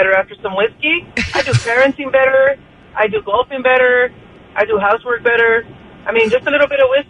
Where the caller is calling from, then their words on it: Wildomar, California, United States; I'm calling from Wildemar.